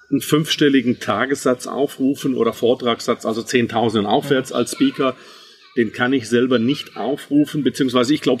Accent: Baden-Württemberg, Germany; Auf der anderen Seite bin ich aber im Schwabeländle groß geworden, bin also ein waschechter Schwab.

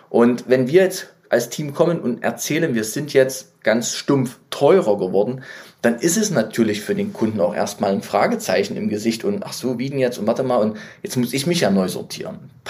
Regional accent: Leipzig, Saxony, Germany; ich bin ja Leipziger, wie ihr wisst. Ähm, überall in der ganzen Stadt Werbung von Amazon.

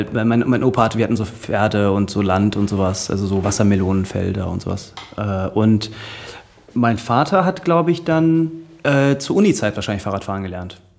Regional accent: Dinslaken, North Rhine-Westphalia, Germany; ich bin ja in Dienstlagen aufgewachsen, das ist relativ ländlich.

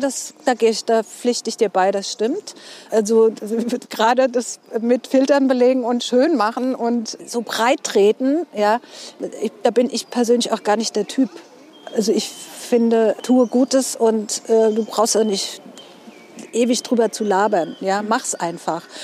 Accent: Mainz, Rhineland-Palatinate, Germany; accent: Mainzerisch; ich bin auch echt ein Mainzer Mädchen

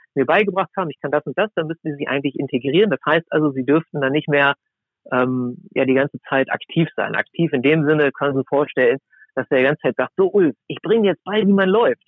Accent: near Braunschweig, Lower Saxony, Germany; Also ich bin in der Nähe von Braunschweig aufgewachsen

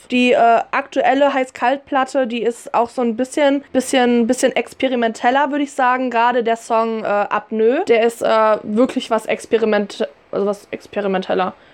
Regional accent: Wuppertal, North Rhine-Westphalia, Germany; wir kommen ja immerhin aus Wuppertal

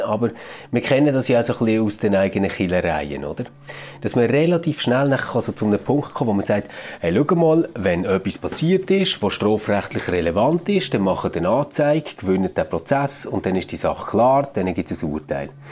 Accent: Switzerland; bei uns in der Schweiz

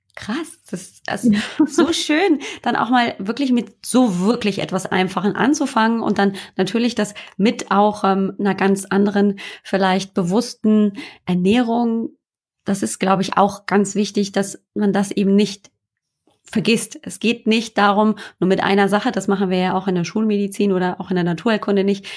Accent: Germany; also born or lived in northern Germany; hier bei uns in Deutschland, sogar hier oben im Norden, wo es regnet

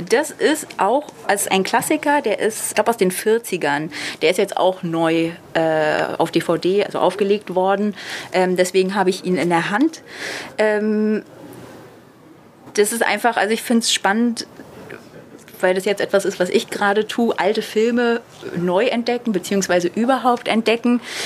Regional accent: Berlin, Germany; Als Berlinerin

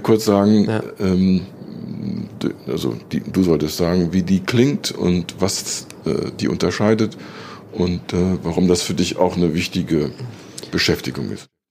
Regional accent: Germany; now in United States; wir als Deutsche

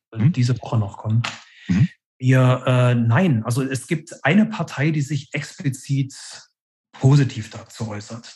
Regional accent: Leipzig, Saxony, Germany; also born or lived in Berlin; Ich bin in Ostdeutschland groß geworden in den 70er und 80er Jahren

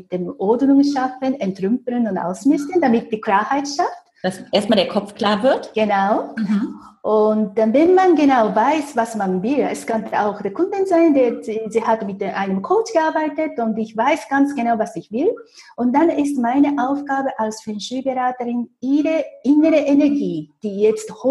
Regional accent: Japan; German is a second language; moved away as an adult; now in Zurich, Switzerland; aber ich habe Glück gehabt als Japanerin, weil es damals in Zürich sehr viele japanische Banken gab.

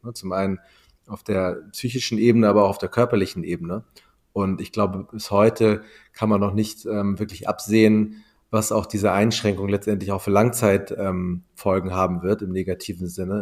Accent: Wedel, Schleswig-Holstein, Germany; ich bin ähm, in Wedel groß geworden, in Schleswig-Holstein, am Stadtrand von Hamburg.

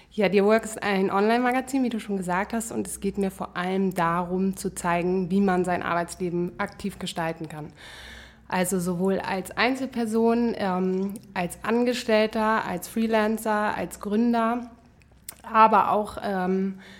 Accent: Flensburg, Schleswig-Holstein, Germany; moved away as an adult; also born or lived in United States / Hamburg; now in Berlin, Germany; Ja, also eigentlich komme ich aus Flensburg

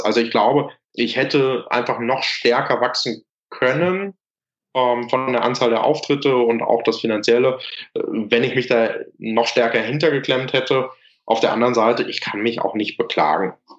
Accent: Lüdenscheid, North Rhine-Westphalia, Germany; Ich hier in Lüdenscheid, wo ich herkomme

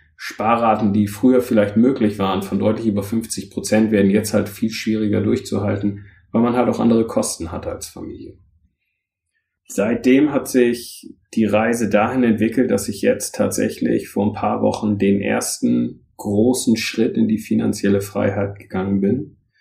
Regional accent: Northern Germany, Germany; also born or lived in London; now in Rhein-Main area, Germany

